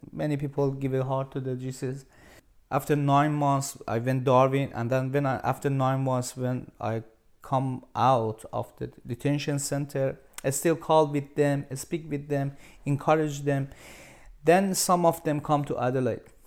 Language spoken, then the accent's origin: English; Iran; English is a second language; moved away as an adult; now in Australia; I'm from Iran. So, yeah, my family, uh, back in Iran.